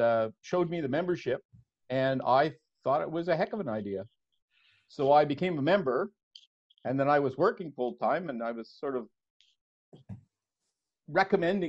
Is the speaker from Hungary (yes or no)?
no; Montreal, Quebec, Canada; moved away as an adult; also born or lived in Burlington, Ontario; now in Guelph, Canada; I was born and brought up in Montreal, and I came to Ontario in 1980